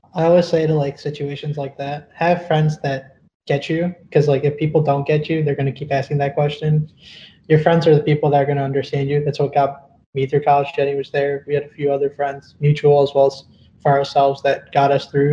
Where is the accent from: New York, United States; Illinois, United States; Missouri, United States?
Illinois, United States; also born or lived in southern India; born in the southern part of India. I was raised here in Illinois, though. I moved here when I was basically a baby.